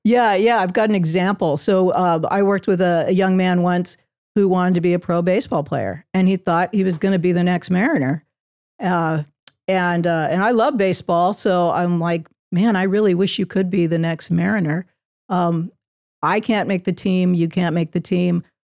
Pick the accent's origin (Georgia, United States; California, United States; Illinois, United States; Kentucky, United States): California, United States; Southern; also born or lived in Virginia; I was born in Virginia, but raised in Southern California.